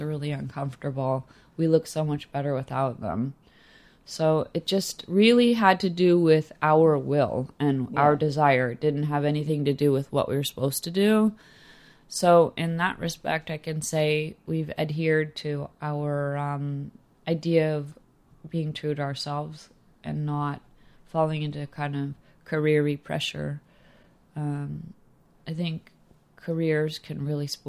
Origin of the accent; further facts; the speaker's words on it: Los Angeles, California, United States; growing up in Los Angeles